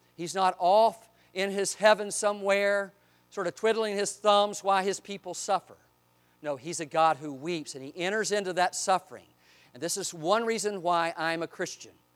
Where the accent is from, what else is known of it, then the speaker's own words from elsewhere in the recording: Eastern North Carolina, United States; I grew up in Eastern North Carolina.